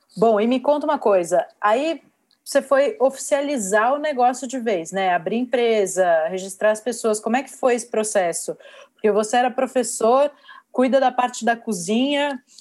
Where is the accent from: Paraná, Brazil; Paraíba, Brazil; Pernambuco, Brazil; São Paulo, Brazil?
São Paulo, Brazil; eu sou de São Paulo, a empresa fica aqui, é, sempre empreendi aqui na, na minha cidade